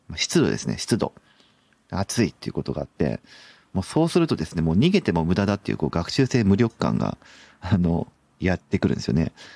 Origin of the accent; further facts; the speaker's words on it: Sapporo, Hokkaido, Japan; moved away as an adult; also born or lived in Tomakomai; now in Nagoya, Japan; 札幌出身ですね。生まれたのは苫小牧っていう、まあ、港町なんですけど、えっ、ー、と、小学校からは、えっ、ー、と、札幌ですね